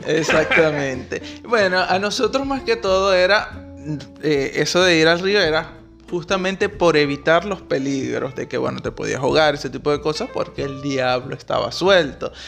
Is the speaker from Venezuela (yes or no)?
yes; Maturín, Monagas, Venezuela; nosotros somos de Maturín ambos